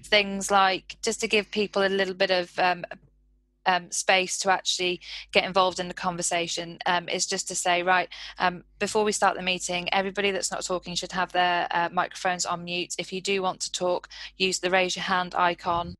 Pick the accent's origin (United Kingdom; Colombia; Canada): United Kingdom; we're so British